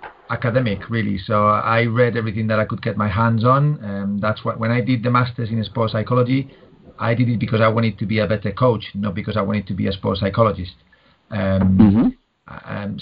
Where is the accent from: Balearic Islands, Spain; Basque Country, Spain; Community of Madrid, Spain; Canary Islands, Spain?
Community of Madrid, Spain; Madrid; moved away as an adult; now in United Kingdom; born and bred in Spain, in Madrid, but moved to the UK back in 99.